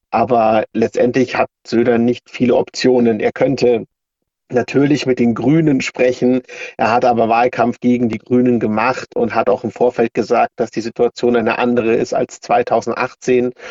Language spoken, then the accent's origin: German; Würzburg, Bavaria, Germany; Für Würzburg, ich komme ja aus Würzburg